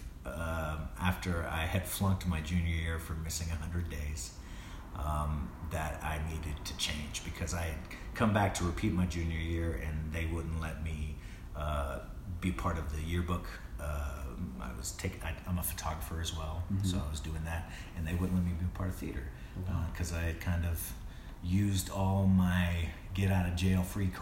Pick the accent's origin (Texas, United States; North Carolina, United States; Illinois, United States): North Carolina, United States; High Point; I grew up in North Carolina, in High Point, North Carolina, a very small town